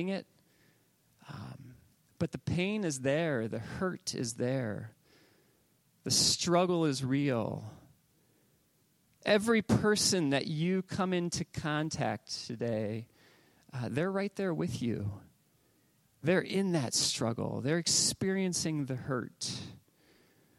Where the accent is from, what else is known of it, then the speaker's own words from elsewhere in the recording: Northwest Ohio, United States; growing up in Northwest Ohio, it was all things sports